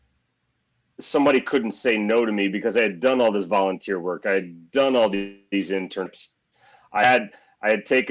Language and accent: English; Missouri, United States; I'm born and raised in Missouri.